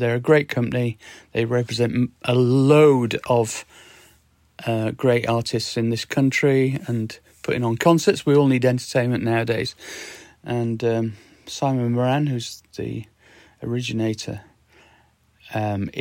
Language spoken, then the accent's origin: English; Sheffield, Yorkshire and the Humber, United Kingdom; my hometown, Sheffield.